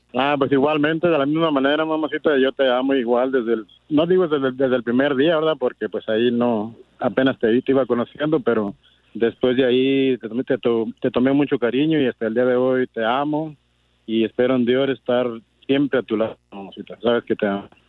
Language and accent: Spanish; Ocotlán, Jalisco, Mexico; also born or lived in Los Angeles area, California; now in Los Angeles, United States; de Ocotlán, Jalisco